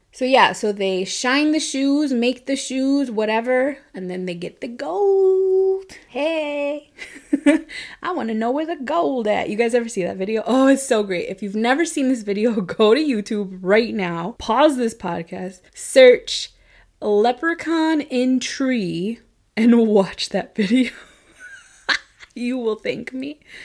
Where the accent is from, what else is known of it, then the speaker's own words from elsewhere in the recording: Chicago, Illinois, United States; growing up around Chicago